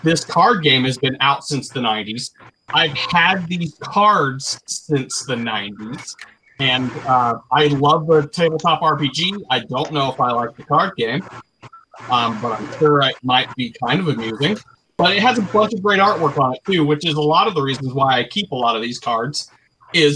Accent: Ohio, United States; I'm from Ohio

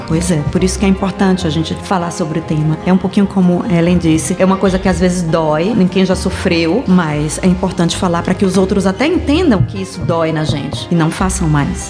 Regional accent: Bahia, Brazil; moved away; Mas na minha região, eu venho da Bahia, e lá na minha região a gente também fala a palavra preto e preta

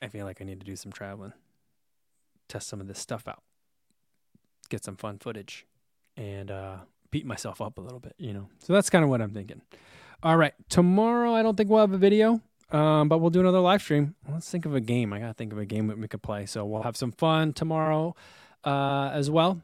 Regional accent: New Jersey, United States; moved away; I grew up in New Jersey with diner culture

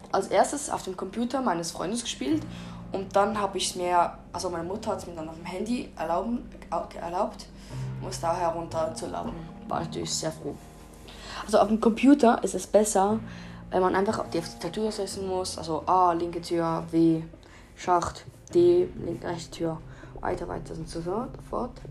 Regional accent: Switzerland; Ich bin Schweizer. Falls ihr es noch nicht gemerkt habt.

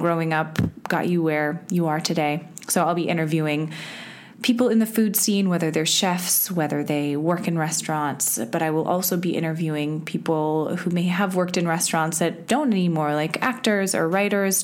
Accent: Winnetka, Illinois, United States; I grew up in Chicago, outside of the city, in a little suburb called Winnetka

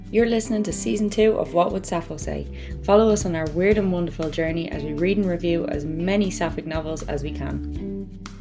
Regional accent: Ireland; I'm Irish

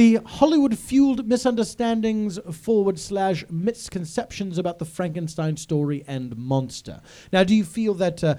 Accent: United Kingdom; And I say this as a British person.

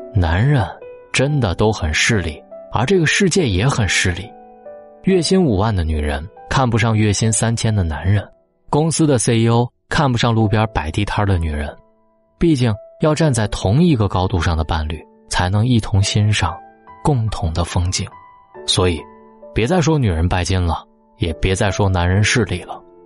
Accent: China; 我们中国人

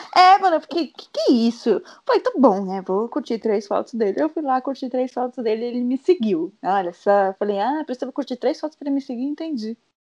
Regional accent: Sorocaba, São Paulo, Brazil; voltei pra, pra minha terra Sorocaba

